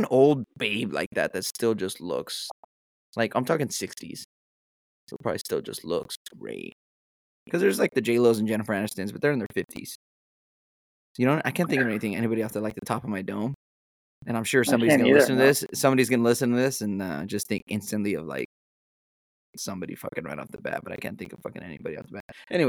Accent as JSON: {"language": "English", "region": "Arizona", "country": "United States", "tie": "born or raised there", "lives_now": "California, United States", "said": "I grew up in Arizona, so."}